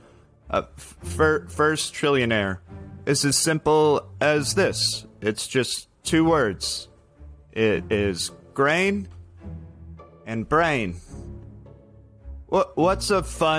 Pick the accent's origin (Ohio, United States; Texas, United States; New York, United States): Texas, United States; I was raised in Texas here in the United States